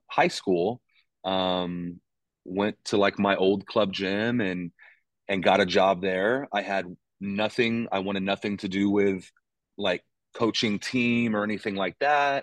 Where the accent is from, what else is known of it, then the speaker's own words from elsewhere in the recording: Texas, United States; moved away as an adult; also born or lived in Pittsburgh / Arkansas; now in Ames, United States; born and raised in Texas